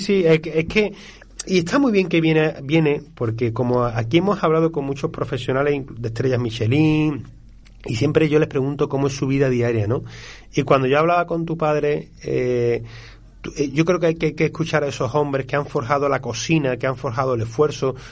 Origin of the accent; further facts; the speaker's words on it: Andalusia, Spain; como sevillano